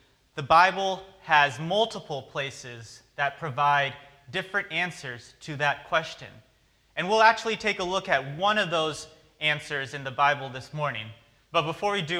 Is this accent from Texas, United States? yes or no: no; Oregon, United States; growing up on the West Coast, growing up in Oregon